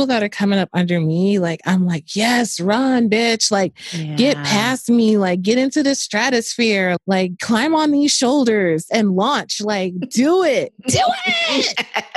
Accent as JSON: {"language": "English", "town": "New Orleans", "region": "Louisiana", "country": "United States", "tie": "born or raised there", "moved": "as an adult", "said": "I was born in New Orleans, Louisiana. I left there when I was 18"}